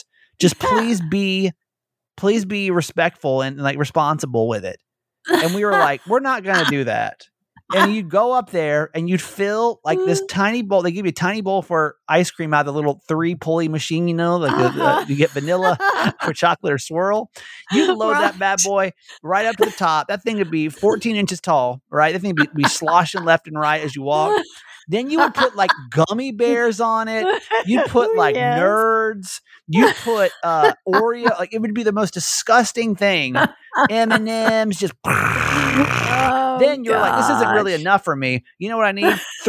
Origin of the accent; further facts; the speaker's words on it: the South, United States; And especially like growing up in the South, man, like all you can eat in buffets, it's like, it's life.